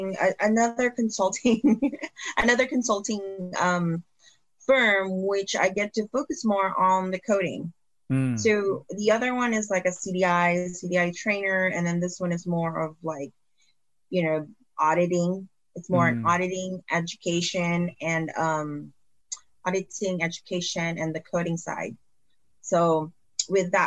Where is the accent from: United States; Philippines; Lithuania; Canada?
Philippines; moved away; when I was growing up in the Philippines